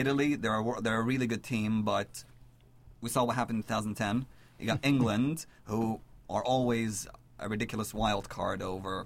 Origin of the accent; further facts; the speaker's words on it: Lebanon; I'm Lebanese